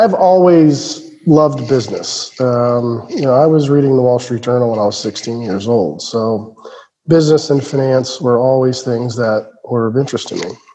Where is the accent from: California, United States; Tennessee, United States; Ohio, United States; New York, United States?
Ohio, United States; Cincinnati; was born and raised in Cincinnati, Ohio